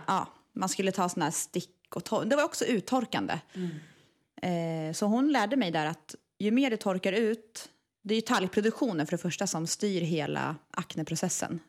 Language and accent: Swedish; Eskilstuna, Södermanland, Sweden; Jag kommer från Eskilstuna